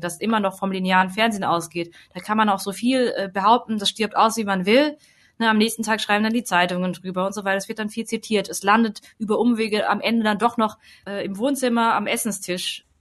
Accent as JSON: {"language": "German", "town": "Hemsbach", "region": "Baden-Württemberg", "country": "Germany", "tie": "born or raised there", "said": "die vierte Ecke ist Hemsbach oder so, wo ich halt zur Schule gegangen bin"}